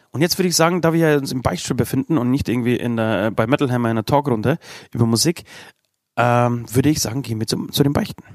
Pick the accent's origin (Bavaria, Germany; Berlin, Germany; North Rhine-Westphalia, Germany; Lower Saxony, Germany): Bavaria, Germany; Bei uns in Bayern